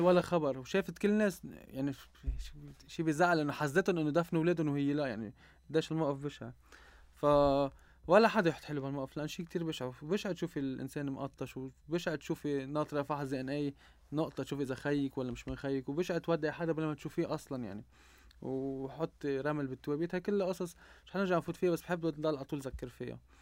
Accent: Mishmish, Keserwan-Jbeil, Lebanon; انا من جرود جبال من مشمش وبعتز اني من ضيعتي

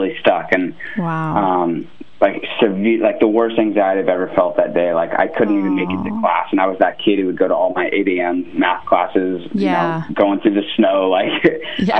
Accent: California, United States; moved away as an adult; also born or lived in Ohio; I'm like a California kid

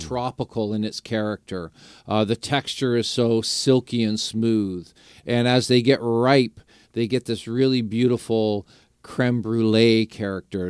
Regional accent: St. Catharines, Ontario, Canada; I grew up in Saint Catharines.

